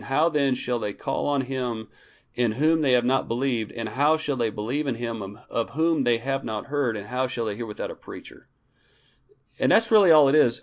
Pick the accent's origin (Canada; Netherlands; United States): United States; Clovis, New Mexico; moved away; I was actually in Clovis, New Mexico for, um, probably sixteen or seventeen days, but it's, it's a little easier because that's my hometown and Tasha's hometown